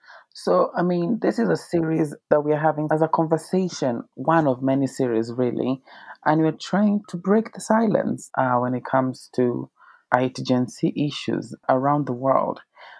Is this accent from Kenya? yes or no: yes; Kenya; obviously, and I'm from Kenya.